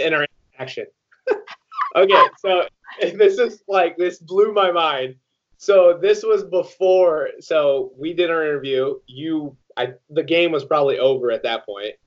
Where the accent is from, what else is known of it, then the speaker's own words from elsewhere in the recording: Iowa, United States; I didn't go to Iowa, but I'm from Iowa.